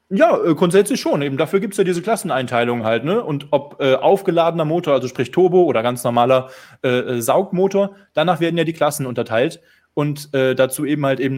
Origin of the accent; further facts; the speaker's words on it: Bitburg, Rhineland-Palatinate, Germany; Äh, viele Grüße in meiner Heimat, Pitburg.